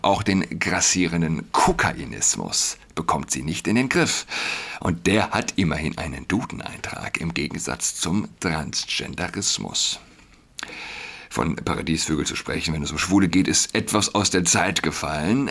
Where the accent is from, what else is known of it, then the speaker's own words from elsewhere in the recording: Saarland, Germany; now in Berlin, Germany; als jemand, der in Berlin wohnt, auch als Saarländer